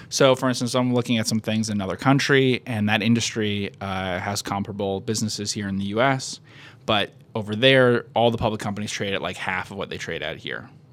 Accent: United States; I'm an American

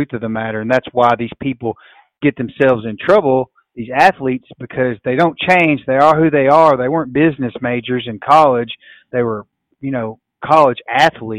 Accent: West Tennessee, United States; growing up in West Tennessee, we always hunted flooded

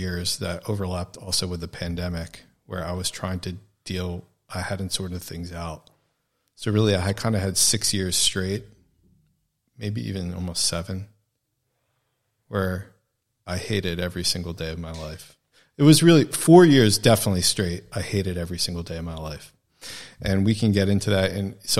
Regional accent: New York, United States; Because I came from New York and was viewed, I guess, maybe as having a little bit more experience with the fast pace of life

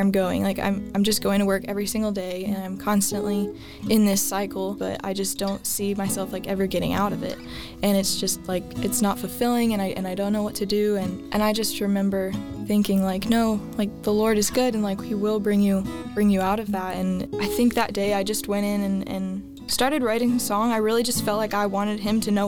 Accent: Clearwater, Florida, United States; now in Nashville, United States; I'm originally from Clearwater, Florida

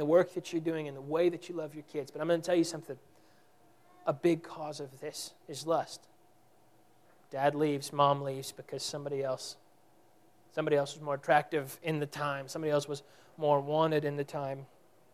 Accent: Texas, United States; We're from Texas

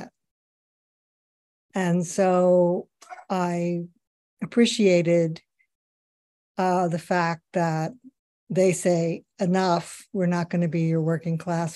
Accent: Pittsburgh, Pennsylvania, United States; moved away; I'm originally from Pittsburgh, Pennsylvania

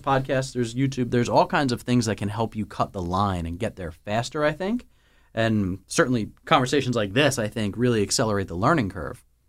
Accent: the Northeast, New Jersey, United States; we're from the Northeast

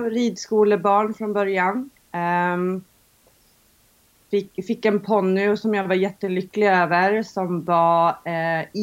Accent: Gotland, Sweden; jag kommer faktiskt från Gotland från början även om många säger att jag lyckas dölja det lite väl i, min, i mitt språk.

